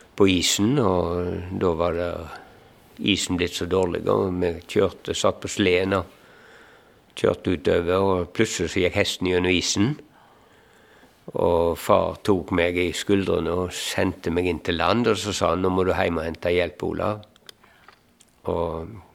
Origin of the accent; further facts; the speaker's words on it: Eikemo, Norway; moved away; jeg er hjemme på Eikemo